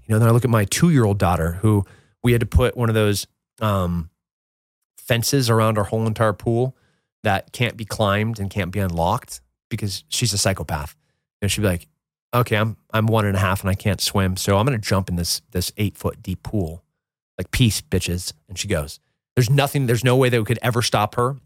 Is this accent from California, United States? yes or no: yes; Central California, United States; I grew up in Central California